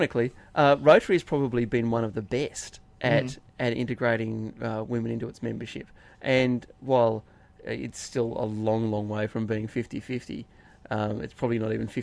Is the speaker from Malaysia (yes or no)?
no; Inverell, New South Wales, Australia; I grew up in Inverell, town of 10,000